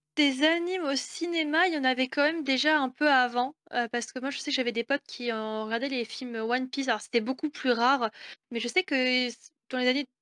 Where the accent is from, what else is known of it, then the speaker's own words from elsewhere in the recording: Rouen, Normandy, France; moi je viens de Normandie, je viens de Rouen